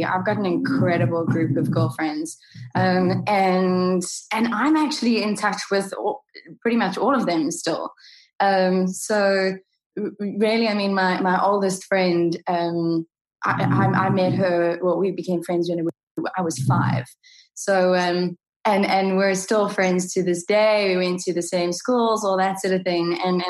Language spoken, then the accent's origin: English; South Africa; I'm in my 30s, so South Africa had kind of gone through their kind of more kind of stressful times, and we were coming out of tha